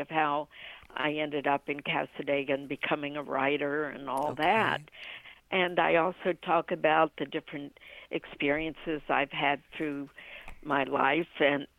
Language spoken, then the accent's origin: English; Washington, District of Columbia, United States; born there; also born or lived in Ohio; now in Orlando, United States; I was born in Washington, D.C., and lived in Ohio. And then from Ohio, I came to Orlando.